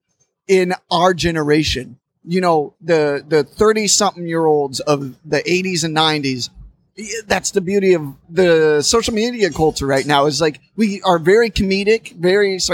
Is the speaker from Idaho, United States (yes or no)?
no; Indiana, United States; now in New York, United States; I'm from Indiana, from a college town